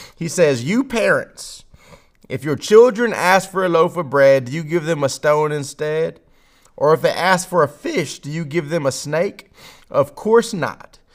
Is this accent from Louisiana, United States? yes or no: yes; Baton Rouge, Louisiana, United States; someone who's born in Baton Rouge, Louisiana, in America